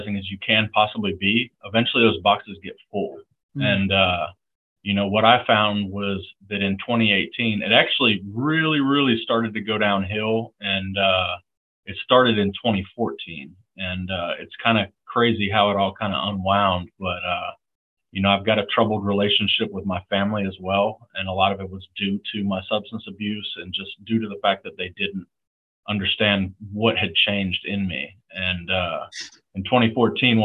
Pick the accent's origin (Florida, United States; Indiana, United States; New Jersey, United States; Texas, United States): Florida, United States; the Panhandle of; moved away as an adult; I grew up in the Panhandle of Florida